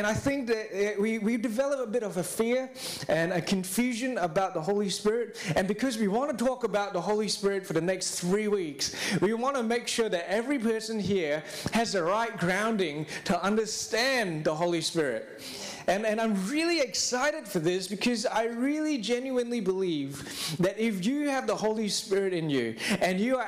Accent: Singapore; now in Australia; I am from Singapore

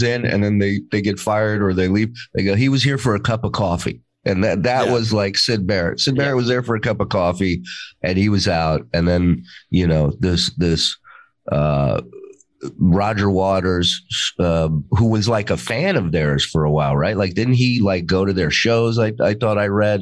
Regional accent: Israel; moved away; also born or lived in Las Vegas; I was born in Israel.

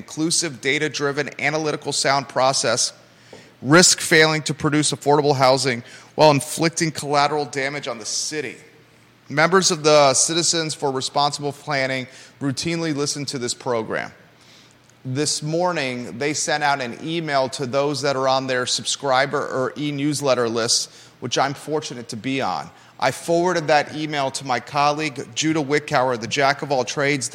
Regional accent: United States; also born or lived in Naples, Florida / Williamsburg, Virginia; now in Charlottesville, United States; growing up in Naples, Florida, and then Williamsburg, Virginia

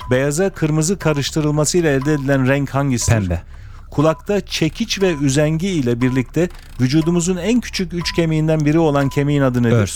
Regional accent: Eskişehir, Turkey; Memleketim Eskişehir.

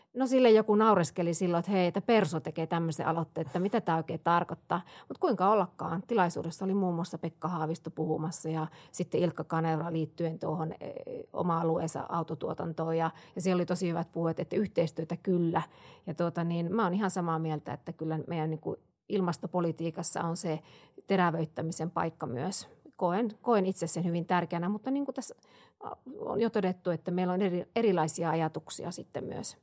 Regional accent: Siilinjärvi, North Savo, Finland; moved away; minä olen Savosta kotosi kanssa Joo. Siilijärveltä

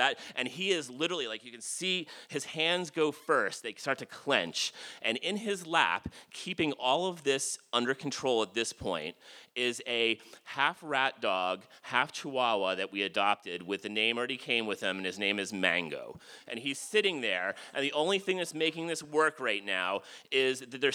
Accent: Jersey Shore, New Jersey, United States; I grew up on the Jersey Shore

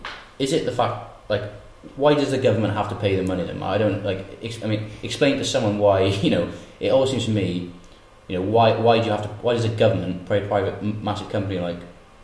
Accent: Porthcawl, Wales, United Kingdom; I'm from Porthcawl

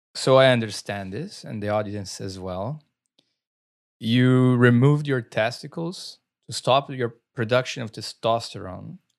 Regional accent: Brazil; accent: Brazilian; moved away; growing up in Brazil

